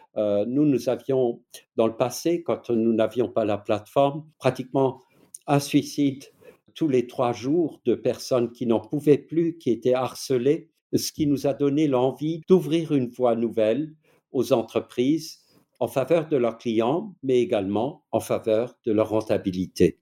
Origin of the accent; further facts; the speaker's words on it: Alsace, Grand Est, France; accent: Alsatian; vous l'entendez sans doute à mon accent qui, est, euh, je ne suis pas suisse, je ne suis pas belge, je ne suis pas allemand, mais je suis alsacien